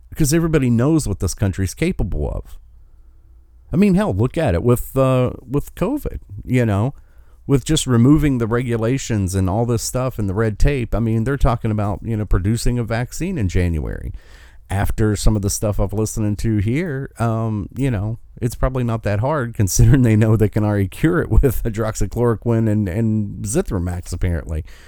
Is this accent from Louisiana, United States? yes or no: no; West Virginia, United States; in my home state of West Virginia